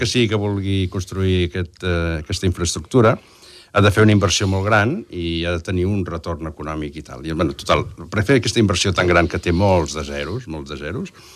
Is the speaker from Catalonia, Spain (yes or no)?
yes; Lloret de Mar, Catalonia, Spain; és el meu barri, vaig néixer allà